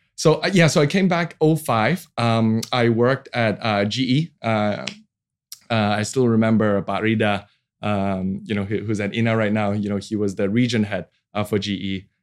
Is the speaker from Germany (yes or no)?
no; Hong Kong; moved away as an adult; also born or lived in Sydney, Australia / Boston, United States; now in Indonesia; I was born and raised in Hong Kong, 1980.